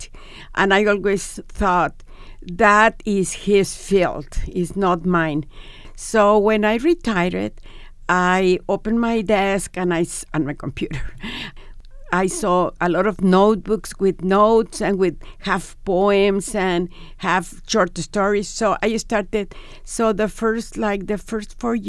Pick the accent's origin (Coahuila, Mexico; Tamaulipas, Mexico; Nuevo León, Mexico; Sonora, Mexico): Nuevo León, Mexico; Monterrey; moved away as an adult; also born or lived in Mexico City, Mexico; now in Tucson, United States; I am from Monterrey originally.